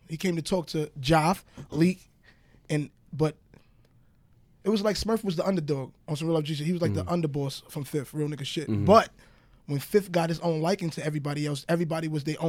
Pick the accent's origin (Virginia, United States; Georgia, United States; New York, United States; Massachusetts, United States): New York, United States; New York City; I grew up on 168 okay. Linden. 168 in Linden.